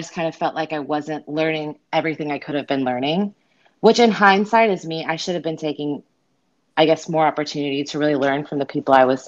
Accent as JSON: {"language": "English", "town": "Myrtle Beach", "region": "South Carolina", "country": "United States", "tie": "born or raised there", "also_born_or_lived": "Unicoi, Tennessee", "moved": "yes", "lives_now": "Tennessee, United States", "said": "my hometown, Myrtle Beach, South Carolina"}